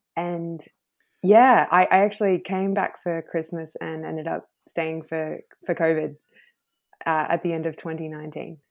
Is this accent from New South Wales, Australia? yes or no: yes; Thredbo, New South Wales, Australia; also born or lived in Queensland; now in Noosa, Australia; I grew up in the snowy mountains, um, a little village called Thredbo